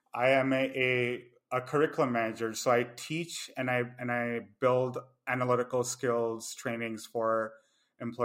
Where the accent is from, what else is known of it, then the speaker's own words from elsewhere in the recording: Delhi, India; accent: Punjabi; moved away as an adult; also born or lived in Mumbai, India / San Francisco, United States; now in New York, United States; I've born and raised in Delhi, and then after high school, I've moved pretty much here and there.